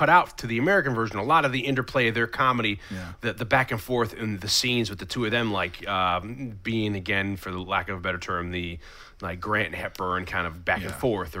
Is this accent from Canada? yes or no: no; England, United Kingdom; It's okay. I'm from England.